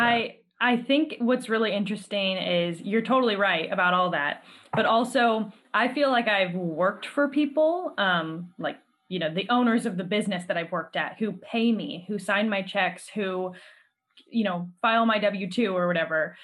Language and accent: English; California, United States; as a Californian